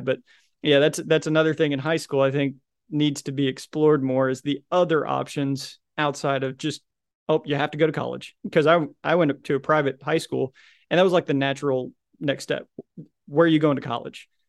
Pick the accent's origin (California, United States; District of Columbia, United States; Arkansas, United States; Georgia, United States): Arkansas, United States; Little Rock; I'm from Little Rock, Arkansas